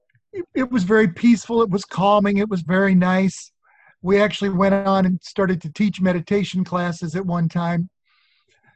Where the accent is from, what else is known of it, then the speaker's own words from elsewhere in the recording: Nebraska, United States; I'm from Nebraska, and my father had gone to graduate school in 1962